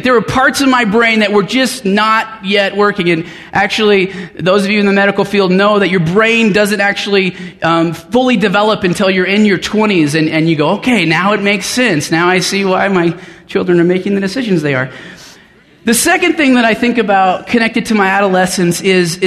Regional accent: Denver, Colorado, United States; moved away as an adult; I grew up in Denver, and my parents live on the north side now, and we lived in just about every suburb of the west side of Denver.

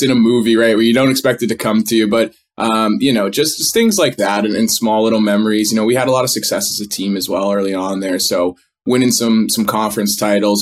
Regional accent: Northeast, United States; I grew up in the Northeast where kids are handed a stick

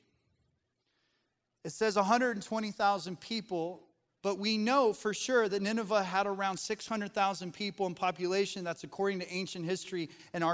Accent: Colorado, United States; now in the South, United States; Growing up in Colorado, in the mountains

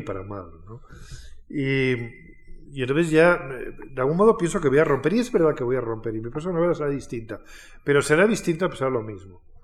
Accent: Alburquerque, Extremadura, Spain; now in Madrid, Spain; en Alburquerque, en mi pueblo

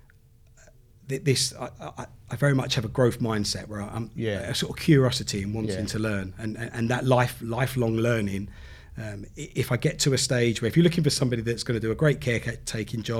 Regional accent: Southend-on-Sea, East of England, United Kingdom; where I grew up in Southend

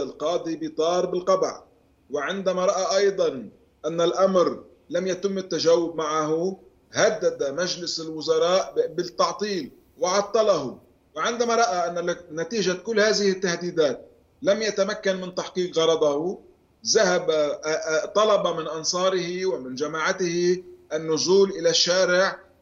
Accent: Lebanon

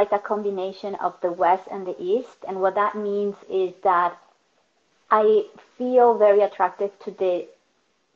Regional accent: Caracas, Capital District, Venezuela; English is a second language; moved away as an adult; now in United States; I was born in Caracas, moved to the United States when I was in that transition between 22, 23 years old

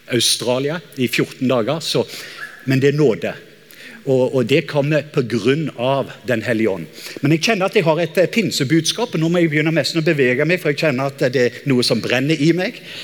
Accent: Norway; som en nordmann

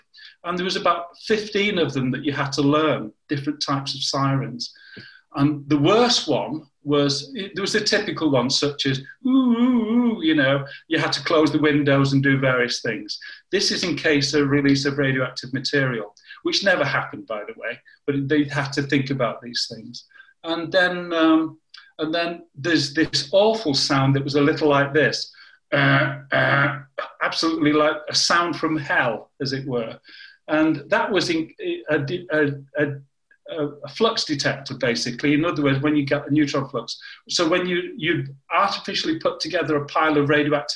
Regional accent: Warrington, North West England, United Kingdom; moved away as an adult; also born or lived in Deep River, Canada; I'm from the north of England, Warrington

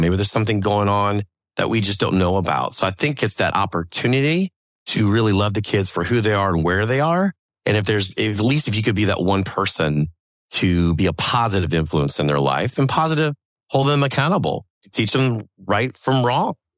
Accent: New Orleans, Louisiana, United States; growing up in New Orleans

